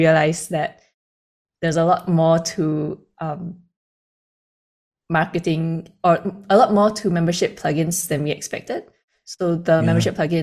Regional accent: Singapore; also born or lived in Sydney, Australia; Born and raised

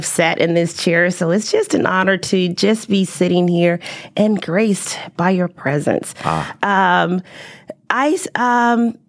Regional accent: Chicago, Illinois, United States; moved away as an adult; also born or lived in Alabama; now in Texas, United States; I was born and raised in Chicago

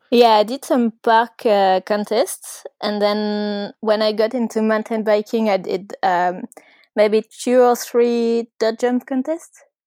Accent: Ardèche, Auvergne-Rhône-Alpes, France; I grew up in Ardèche, which is, uh, kind of south of France, but not too south

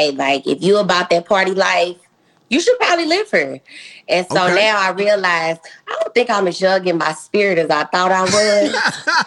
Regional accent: St. Louis, Missouri, United States; moved away as an adult; also born or lived in Nashville; now in Houston, United States; I'm from St. Louis. I'm sure people could tell the way I talk

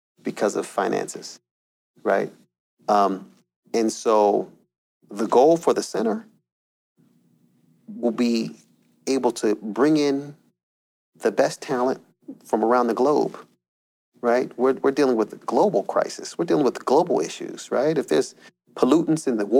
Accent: Camden, New Jersey, United States; moved away; I'm from South Jersey, right there around Camden, New Jersey

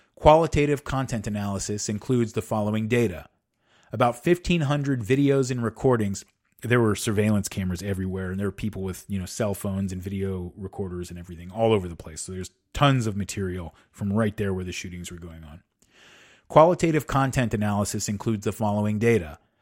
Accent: United States; I am an American.

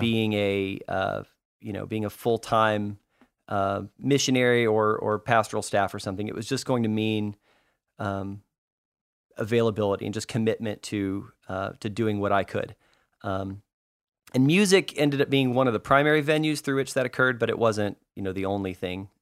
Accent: Arlington, Texas, United States; also born or lived in California; we grew up in, um, in North Texas, in the Dallas area, in Arlington, Texas specifically.

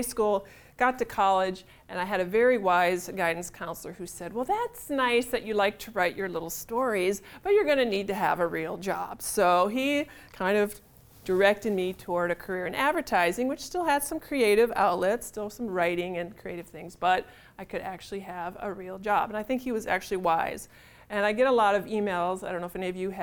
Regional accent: Illinois, United States; moved away as an adult; now in St. Paul, United States; I'm from Illinois, so I went to the University of Illinois there and got a job right in my same college town

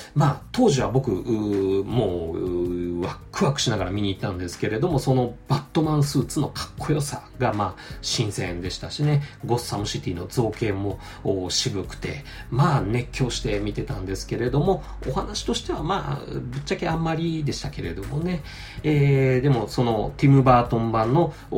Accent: Aichi, Japan; 我が地元愛知県

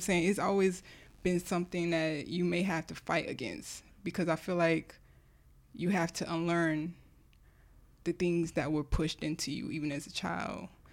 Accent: Delaware, United States; moved away; I'm from Delaware

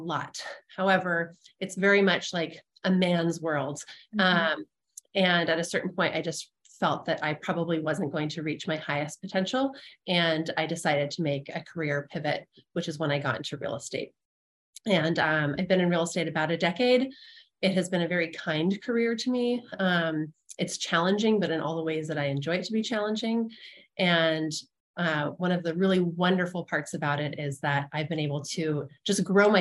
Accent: Santa Barbara, California, United States; moved away as an adult; also born or lived in San Luis Obispo, California / Texas; now in Burlingame, United States; I grew up in Santa Barbara

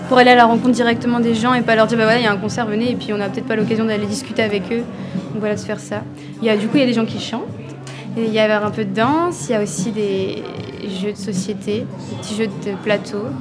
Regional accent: Hauts-de-France, France; Moi je viens du Pas-de-Calais.

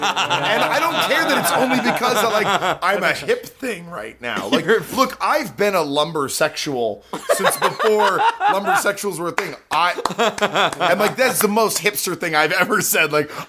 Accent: Pacific Northwest, United States; I grew up in the Pacific Northwest

